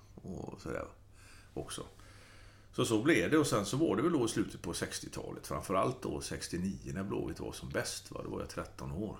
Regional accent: Gothenburg, Västra Götaland, Sweden; jag är göteborgare

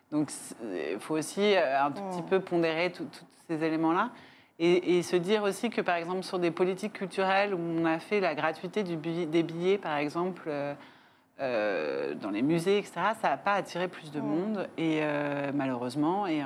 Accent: Paris, Île-de-France, France; moi, je suis une parisienne.

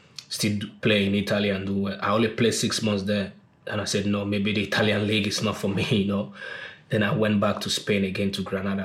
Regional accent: Lagos, Nigeria; moved away as an adult; also born or lived in Norway / Manchester; I was born and brought up in Ajegunle

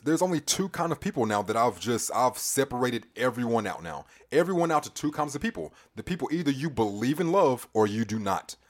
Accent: Charlotte, North Carolina, United States; also born or lived in California; I was born in Charlotte Presbyterian Hospital up the road

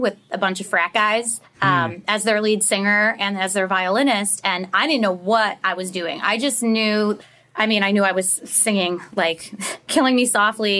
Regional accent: Chicago, Illinois, United States; I grew up in Chicago

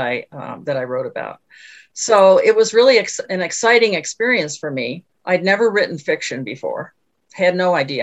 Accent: Northeast, United States; moved away as an adult; also born or lived in Denver, Colorado; now in Colorado, United States; I was born and raised in the Northeast

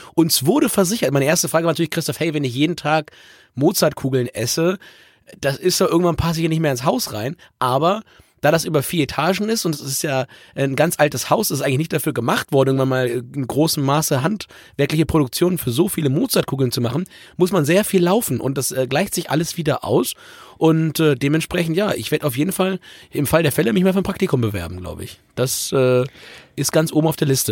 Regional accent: Germany; wie die meisten Leute bei uns in Deutschland

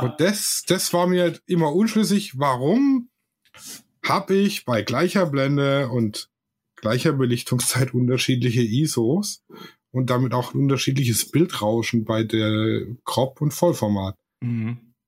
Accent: Swabia, Germany; ich bin Schwabe

